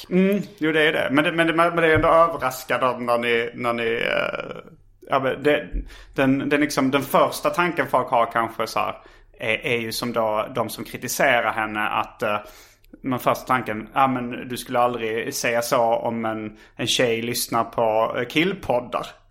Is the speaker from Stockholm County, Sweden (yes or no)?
no; Hjärup, Skåne, Sweden; det fanns inga skivbutiker i Hjärup där jag växte upp